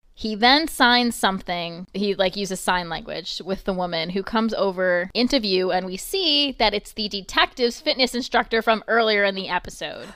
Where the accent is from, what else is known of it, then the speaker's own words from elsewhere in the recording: New York, United States; I'm from New York